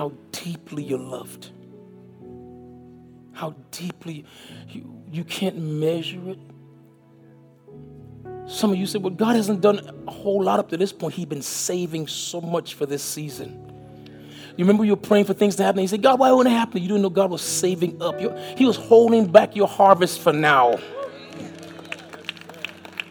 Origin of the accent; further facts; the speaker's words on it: U.S. Virgin Islands; moved away as an adult; also born or lived in St. Kitts / Miami, Florida; now in Alabama, United States; I was born in St. Kitts, West Indies. I was raised in St. Thomas, Virgin Islands. I moved to Miami, Florida in 1979